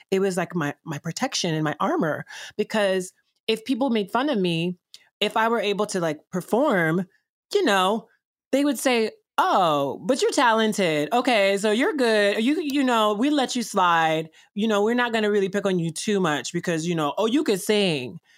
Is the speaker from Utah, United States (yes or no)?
no; Columbus, Georgia, United States; also born or lived in Chicago / Atlanta; I was born in Chicago and raised in Columbus slash Atlanta, Georgia